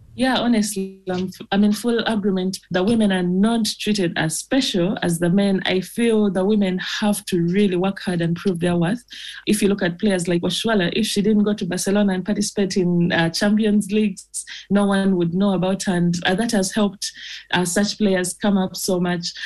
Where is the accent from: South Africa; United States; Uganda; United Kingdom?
Uganda; I'm from Uganda